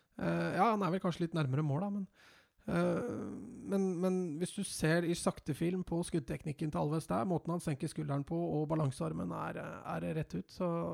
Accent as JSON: {"language": "Norwegian", "country": "Norway", "said": "jeg er norsk"}